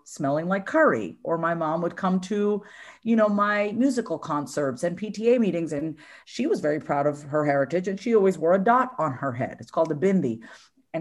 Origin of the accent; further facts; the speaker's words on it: New York, United States; I was born in New York. And, you know, we were raised in a very traditional Indian household